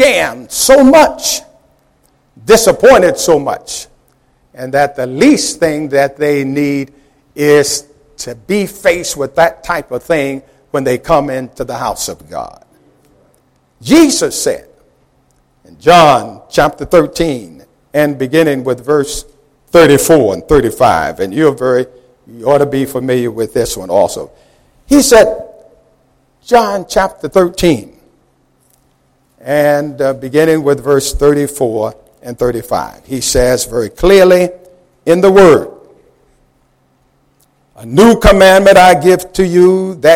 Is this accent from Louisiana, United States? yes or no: no; New York, United States; as a youngster growing up in New York